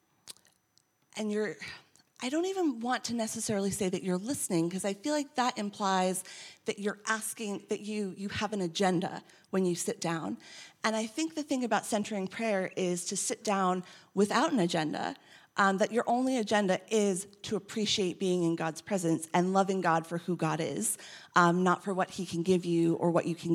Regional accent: United States; I'm American

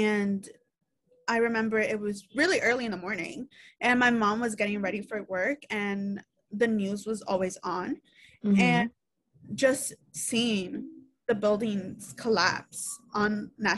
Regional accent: New York City, New York, United States; I am from New York City, born and raised here

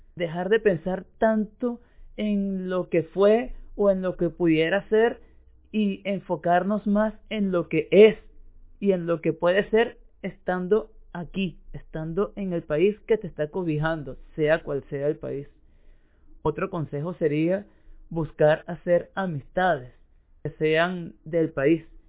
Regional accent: Venezuela; moved away as an adult; now in Uruguay; como yo que emigré de Venezuela a Uruguay

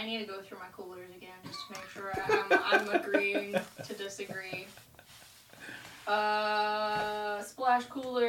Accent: Michigan, United States; See, I grew up in Michigan

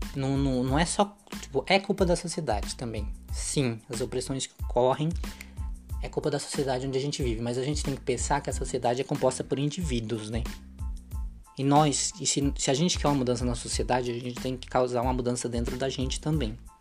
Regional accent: Brazil; a gente é brasileira

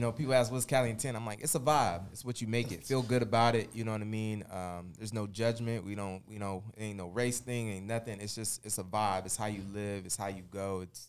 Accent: San Diego, California, United States; moved away as an adult; now in Tennessee, United States; I'm from Cali, so I'm from San Diego. I'm always going to rep home. I'm always going to rep where I'm at. I'm never going to forget where I'm from. But been out here 5 years now in Tennessee.

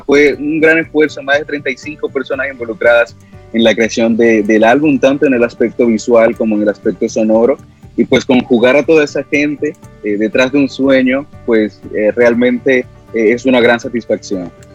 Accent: Dominican Republic; con lo que somos como dominicanos

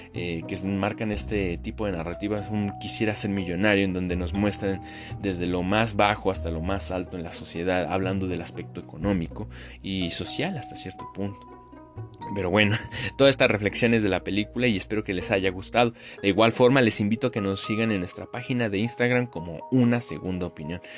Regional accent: Mexico

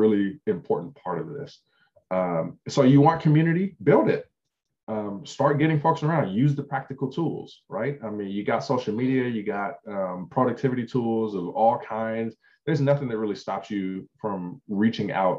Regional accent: Compton, California, United States; I grew up poor in Compton.

